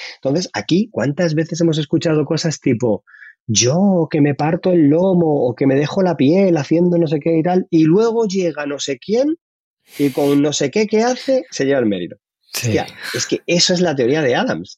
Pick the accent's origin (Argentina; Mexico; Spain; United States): Spain; Madrid, Community of Madrid; yo soy de Carabanchel